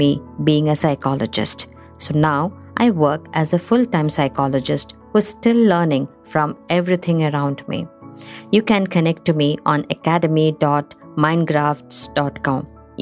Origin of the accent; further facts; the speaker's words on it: Assam, India; moved away as an adult; also born or lived in Thiruvananthapuram, Kerala, India; I was born in Trivandrum, and in 3 months' time, I started living in India's northeastern state of Assam. Assam sheltered me for 23 years of my initial years. Here I grew up from a baby to a toddler, a teenager, and an adult